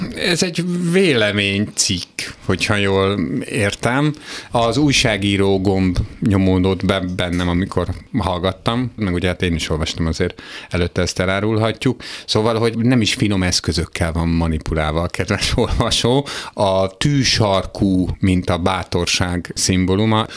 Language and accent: Hungarian; Hungary; én egy olyan 44 éves heteroszexuális magyar férfi vagyok